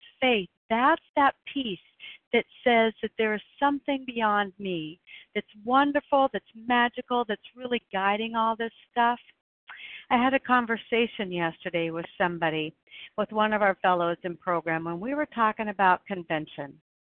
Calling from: Oregon, United States; I'm calling in from Oregon.

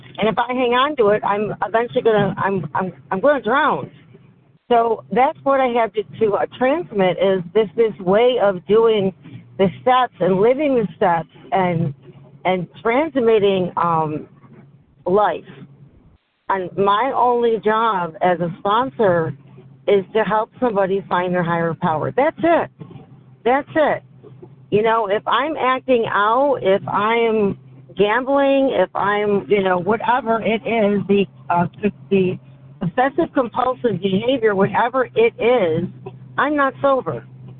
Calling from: Syracuse, New York, United States

